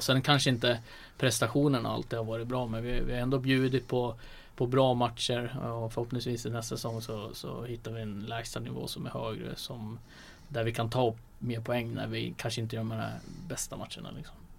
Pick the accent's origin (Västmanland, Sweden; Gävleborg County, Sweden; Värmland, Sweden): Västmanland, Sweden; Västerås; now in Linköping, Sweden; Västerås och sådär, så där, där jag är ifrån